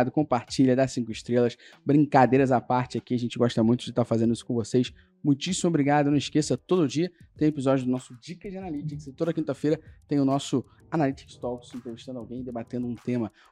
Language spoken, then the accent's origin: Portuguese; Brazil; que a gente institucionalizou, que a gente, como a gente é brasileiro